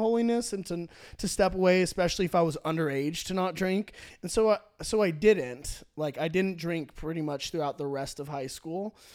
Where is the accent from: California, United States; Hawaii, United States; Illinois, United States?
California, United States; Orange County; I grew up in Orange County, California, where church is cool